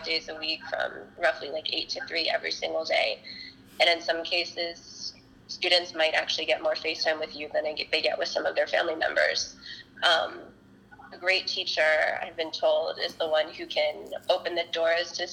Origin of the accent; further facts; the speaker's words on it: Washington, District of Columbia, United States; also born or lived in South Korea / St. Louis; I was born in South Korea and was raised in Washington, D.C.